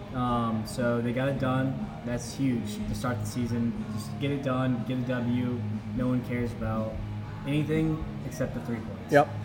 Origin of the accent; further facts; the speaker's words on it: Raleigh, North Carolina, United States; also born or lived in Charlotte; I'm from Raleigh. Started playing soccer at four.